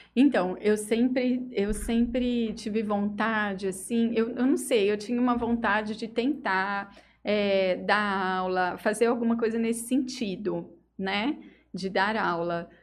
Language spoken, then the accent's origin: Portuguese; Estrela d'Oeste, São Paulo, Brazil; moved away as an adult; now in Jales, Brazil; Eu vim de Estrela do Oeste